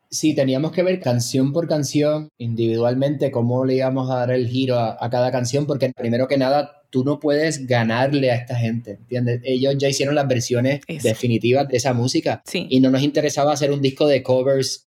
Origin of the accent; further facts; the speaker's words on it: San Juan, Puerto Rico; moved away as an adult; yo me crié en San Juan